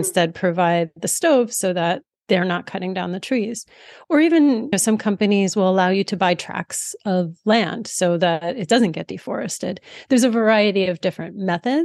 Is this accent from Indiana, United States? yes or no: no; outside of New York City, United States; I grew up outside of New York City.